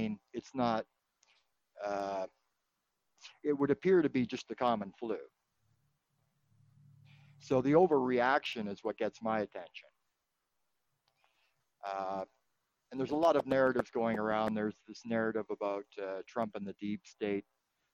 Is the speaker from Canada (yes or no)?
yes; British Columbia, Canada; now in Toronto, Canada; I'm originally from the West Coast, from BC